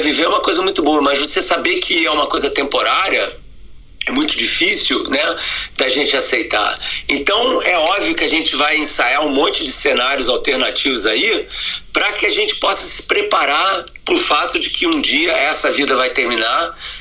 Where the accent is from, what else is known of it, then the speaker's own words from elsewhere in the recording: Rio de Janeiro, Brazil; now in United States; eu nasci no Rio de Janeiro, né, numa família judia